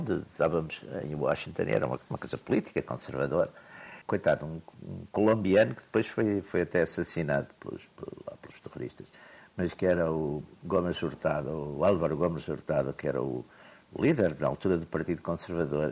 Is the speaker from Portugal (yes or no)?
yes; Porto, Norte, Portugal; Eu sou do Porto